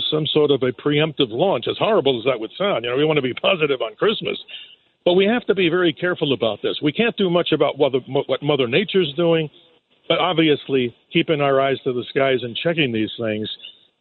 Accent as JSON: {"language": "English", "town": "New York City", "region": "New York", "country": "United States", "tie": "born or raised there", "said": "I'm a New Yorker. I grew up in right down in Rockaway Beach there, as you call it, the Irish Riviera."}